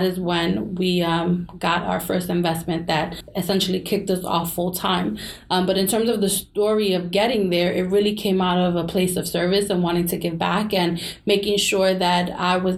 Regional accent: New York City, New York, United States; we're from New York City.

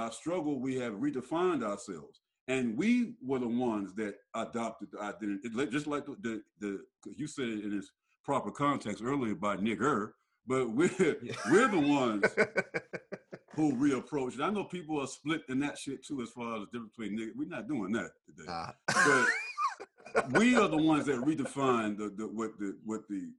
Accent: United States; I am an American black man

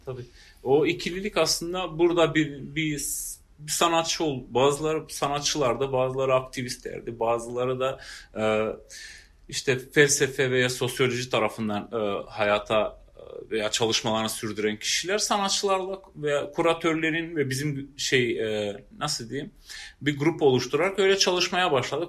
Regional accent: Prizren, Prizren District, Kosovo; ben Prizrenliyim. Doğ, burada doğdum

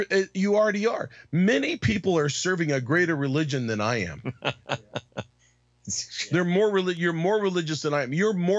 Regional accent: Arizona, United States; I grew up in Arizona

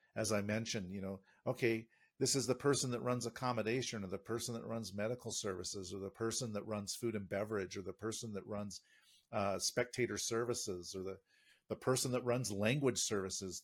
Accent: United States; moved away; an American in this country

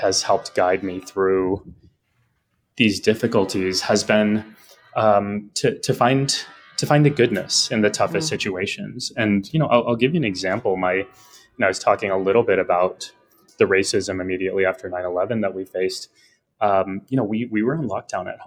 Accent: South Texas, United States; moved away; also born or lived in New York; I am born and raised in the States, in a part of the country called Texas

